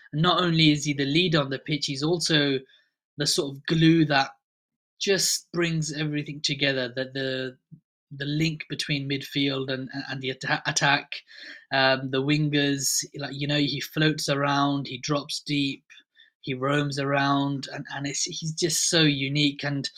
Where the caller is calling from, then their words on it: Reading, South East England, United Kingdom; I'm calling in from Reading, just southeast of London. A Real Madrid fan living in Reading.